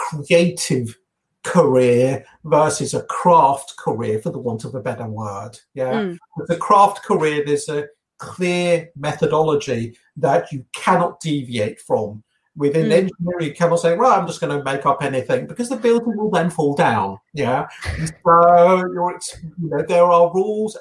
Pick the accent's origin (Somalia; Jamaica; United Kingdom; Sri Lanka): United Kingdom; England; I've been born and brought up in England